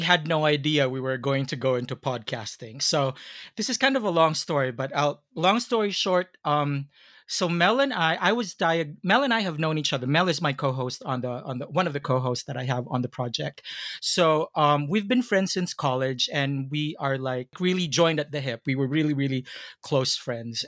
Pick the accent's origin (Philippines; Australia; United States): Philippines; being Filipino